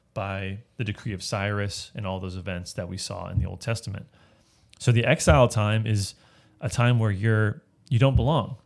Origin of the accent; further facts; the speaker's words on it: United States; as an American